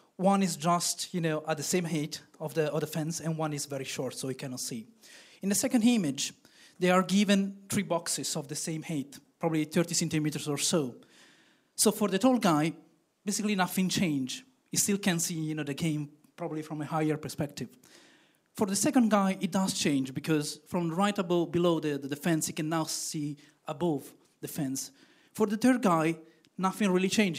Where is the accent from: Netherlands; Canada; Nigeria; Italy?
Italy; now in Belgium; I'm originally from Italy, but living in Belgium